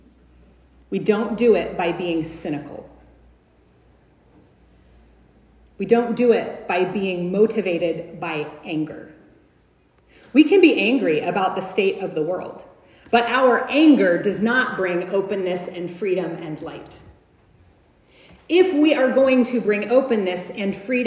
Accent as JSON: {"language": "English", "country": "United States", "said": "I'm white. I'm American"}